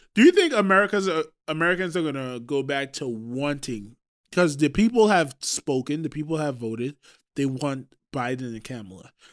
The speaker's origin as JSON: {"language": "English", "country": "Trinidad & Tobago", "moved": "yes", "said": "I am from Trinidad."}